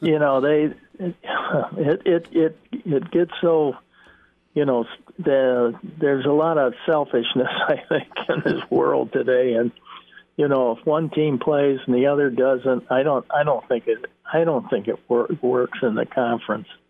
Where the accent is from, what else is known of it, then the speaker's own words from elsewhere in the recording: Chicago, Illinois, United States; moved away; that's my hometown